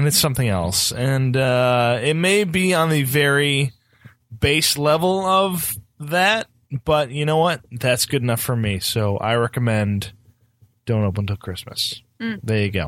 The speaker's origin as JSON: {"language": "English", "country": "United Kingdom", "said": "we're very buttoned up. We're very British."}